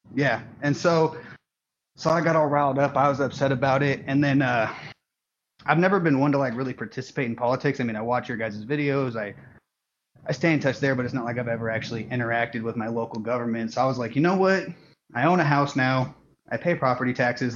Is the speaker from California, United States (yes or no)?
no; Portland, Oregon, United States; I grew up in Portland, Oregon